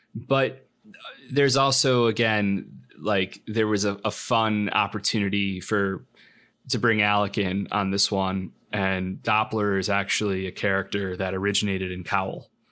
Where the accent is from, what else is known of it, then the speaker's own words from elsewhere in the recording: Lockport, Illinois, United States; moved away; also born or lived in Chicago; I went back to my hometown in Lockport